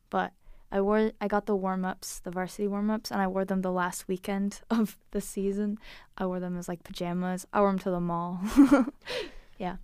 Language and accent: English; Liverpool, New York, United States; moved away; I grew up in Liverpool, New York, which is a little village